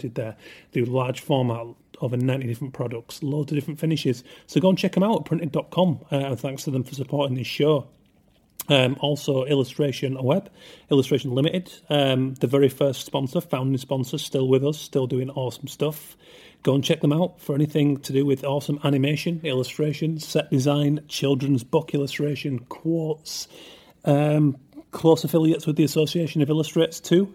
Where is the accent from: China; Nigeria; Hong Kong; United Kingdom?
United Kingdom; England; I am English